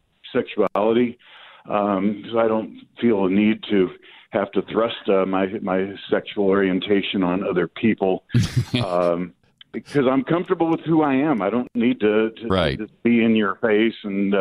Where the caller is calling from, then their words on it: New Mexico, United States; I'm … from New Mexico.